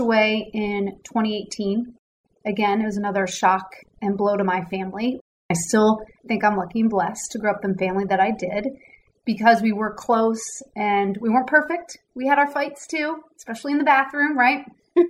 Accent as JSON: {"language": "English", "town": "Newtown Square", "region": "Pennsylvania", "country": "United States", "tie": "born or raised there", "also_born_or_lived": "North Carolina", "moved": "as an adult", "lives_now": "Dallas, United States", "said": "I grew up outside of Philadelphia. So for any basketball fans, I grew up in Newtown Square, which is not far from Villanova University"}